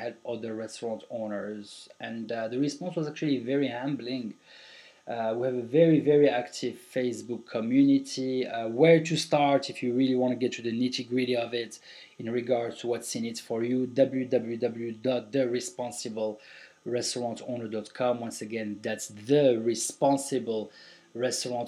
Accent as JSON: {"language": "English", "country": "Morocco", "moved": "yes", "lives_now": "Marrakech, Morocco", "said": "it's my country, man. I'm from Morocco. I've been living for 21 years out of Morocco, and I'm back to the motherland."}